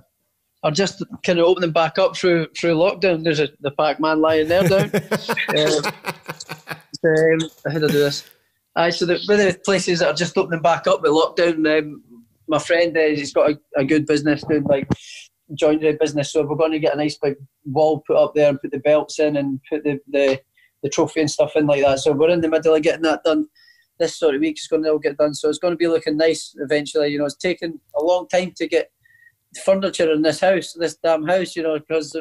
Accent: Scotland, United Kingdom; Ken Buchanan, who's also from my hometown

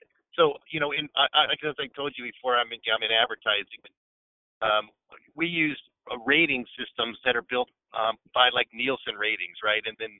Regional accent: Seattle, Washington, United States; I'm a Seattle guy. I've been, you know, born and raised in Seattle

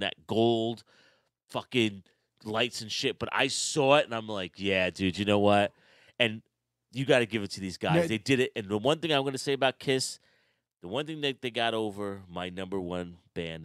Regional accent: New York City, New York, United States; I was proud to be a New Yorker

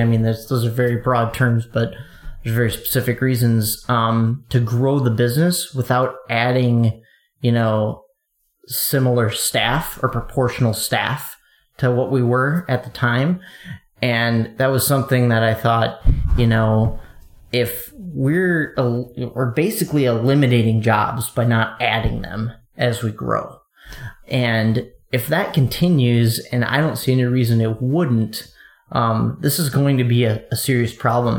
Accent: eastern Wisconsin, United States; I I grew up in Wisconsin, eastern Wisconsin, kind of a a medium-sized city

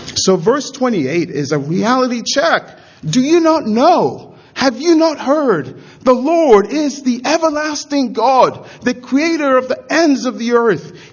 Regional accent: Nigeria; I'm a Nigerian

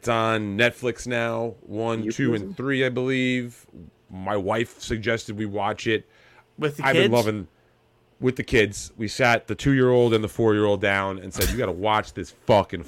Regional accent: New York, United States; accent: New York; my New York accent

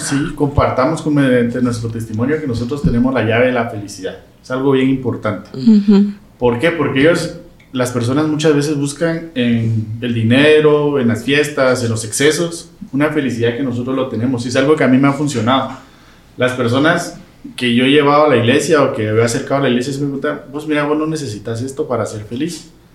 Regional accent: Quetzaltenango, Guatemala; yo soy de Shela

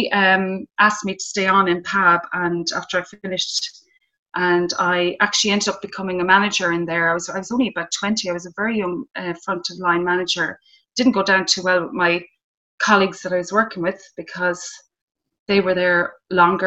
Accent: Mayo, Connacht, Ireland; I grew up in Mayo. I grew up in a town

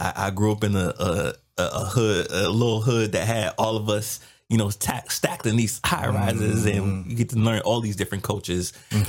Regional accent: Washington, District of Columbia, United States; also born or lived in New York; Originally from Washington, D.C. So I always tell people, born in New York, raised in D.C.

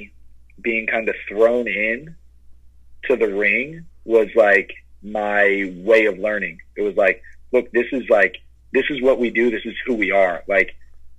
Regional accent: Long Island, New York, United States; being from Long Island to get traded back to my hometown

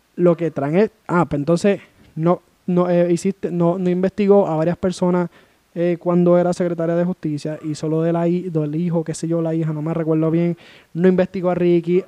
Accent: Puerto Rico; yo como puertorriqueño

